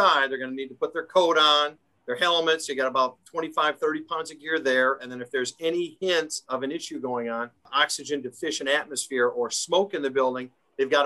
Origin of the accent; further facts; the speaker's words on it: Schaumburg, Illinois, United States; moved away as an adult; also born or lived in DeKalb, Illinois; now in Lake County, United States; I grew up in the Schaumburg area, so northwest suburbs